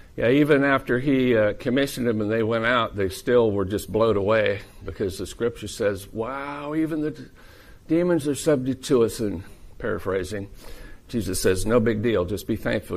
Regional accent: Iowa, United States; I'm from Iowa

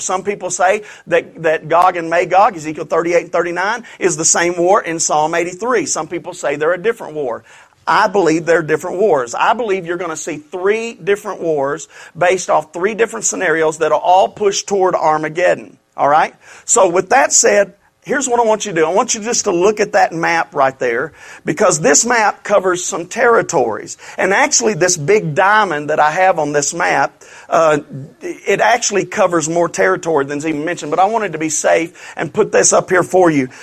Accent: Louisiana, United States; I'm from Louisiana

